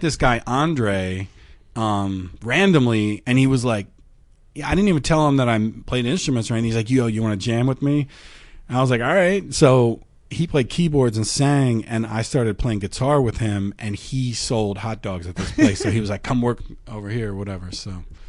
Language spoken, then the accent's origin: English; York, Pennsylvania, United States; moved away as an adult; also born or lived in Minnesota; I'm from York, Pennsylvania